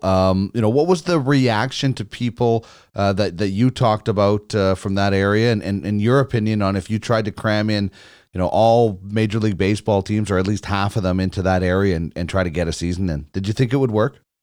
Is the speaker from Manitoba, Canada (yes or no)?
yes; Manitoba, Canada; I grew up in Manitoba